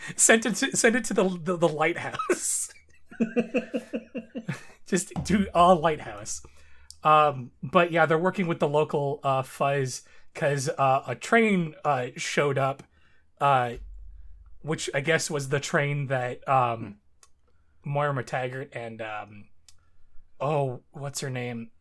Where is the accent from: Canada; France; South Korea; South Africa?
Canada; my home country.